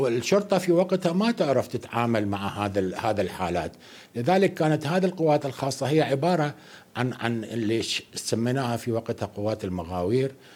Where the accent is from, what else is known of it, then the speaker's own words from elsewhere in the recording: Iraq; عندنا في العراق